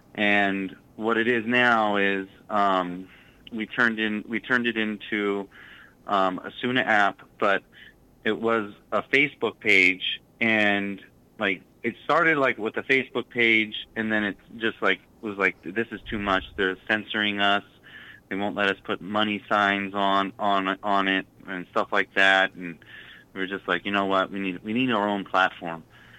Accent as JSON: {"language": "English", "region": "California", "country": "United States", "moved": "as an adult", "lives_now": "Massachusetts, United States", "said": "So I come from California, and I couldn't afford the housing market, so I moved to Massachusetts"}